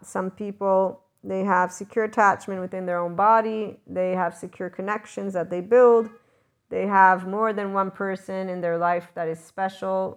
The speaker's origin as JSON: {"language": "English", "country": "United States", "said": "my schooling is American, so yes, I'm the American that knows Fahrenheit"}